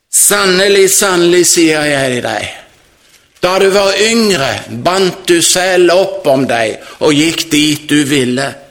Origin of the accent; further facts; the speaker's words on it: Jørpeland, Rogaland, Norway; hjemme på Jørpeland